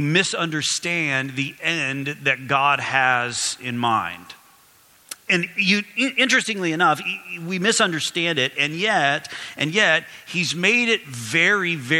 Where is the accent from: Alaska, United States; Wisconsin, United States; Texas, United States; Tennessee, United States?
Texas, United States; Odessa; moved away as an adult; also born or lived in Phoenix, Arizona; now in Toronto, Canada; I grew up in West Texas area of the United States in oil field country. One of the towns I lived in growing up, a town called Odessa